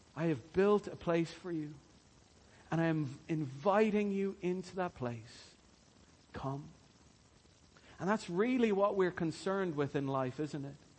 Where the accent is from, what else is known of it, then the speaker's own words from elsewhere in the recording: Ireland; we as Irish people